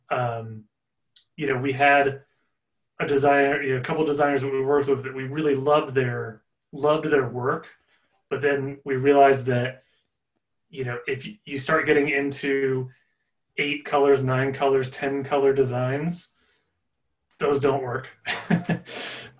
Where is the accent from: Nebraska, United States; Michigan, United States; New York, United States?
Nebraska, United States; moved away; also born or lived in Los Angeles; I'm from Nebraska originally